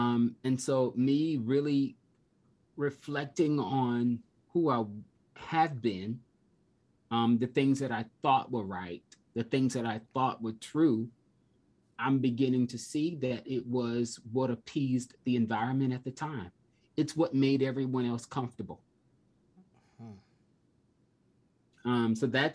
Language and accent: English; South Carolina, United States; I was raised in South Carolina